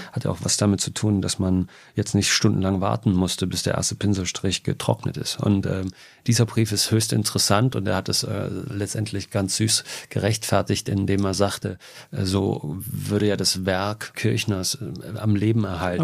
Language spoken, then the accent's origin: German; Jena, Thuringia, Germany; Ich bin in Jena groß geworden